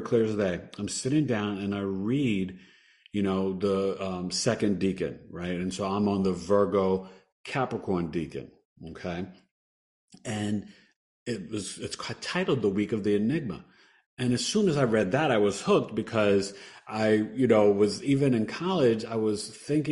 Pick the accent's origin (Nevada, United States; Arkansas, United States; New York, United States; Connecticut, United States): New York, United States; New York City; moved away as an adult; I grew up in New York City